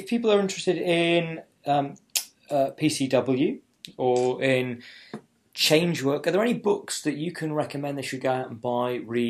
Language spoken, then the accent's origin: English; Leeds, Yorkshire and the Humber, United Kingdom; moved away; I am from Leeds originally